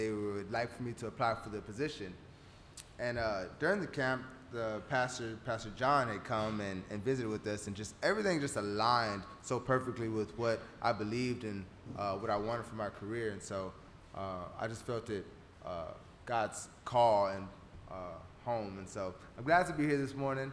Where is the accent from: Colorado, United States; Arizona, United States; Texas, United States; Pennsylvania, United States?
Texas, United States; Runge; moved away as an adult; also born or lived in Hattiesburg; born and raised in Rungy